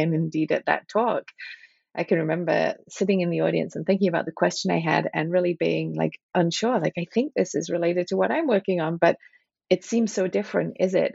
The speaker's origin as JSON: {"language": "English", "town": "Liverpool", "region": "North West England", "country": "United Kingdom", "tie": "born or raised there", "also_born_or_lived": "Manchester / Cambridge / Princeton / Rochester", "moved": "as an adult", "lives_now": "Philadelphia, United States", "said": "I grew up in Liverpool and Manchester in the UK"}